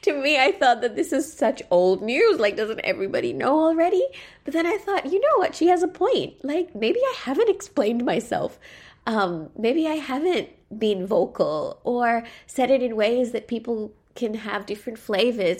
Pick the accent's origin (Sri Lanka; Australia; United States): Sri Lanka; growing up in Sri Lanka, whenever I went to my local mosque, I never felt like I belonged there